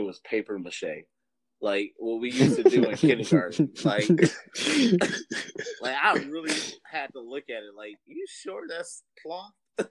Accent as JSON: {"language": "English", "town": "Chicago", "region": "Illinois", "country": "United States", "tie": "born or raised there", "said": "No, I was born in Chicago. I was raised in Chicago."}